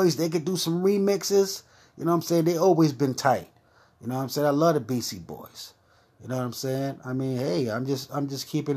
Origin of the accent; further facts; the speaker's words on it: New York City, New York, United States; I'm from Brooklyn